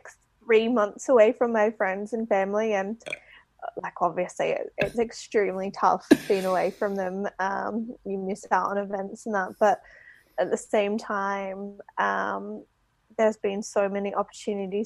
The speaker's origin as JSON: {"language": "English", "country": "Australia", "also_born_or_lived": "Holland", "moved": "as an adult", "lives_now": "Belfast, United Kingdom", "said": "I'm Australian. I actually came over to Belfast just over 2 years"}